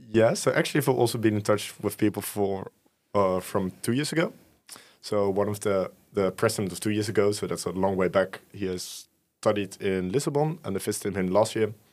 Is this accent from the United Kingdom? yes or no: no; Utrecht, Netherlands; born and raised in Utrecht